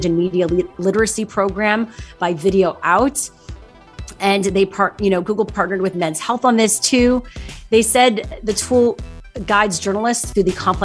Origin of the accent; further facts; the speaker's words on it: Montreal, Quebec, Canada; moved away; Montreal, my hometown